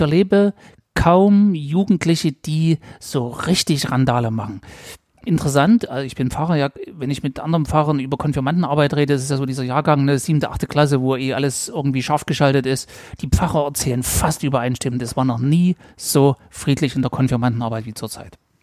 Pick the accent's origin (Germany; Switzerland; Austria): Germany; Saxony; accent: Saxon; als Sachse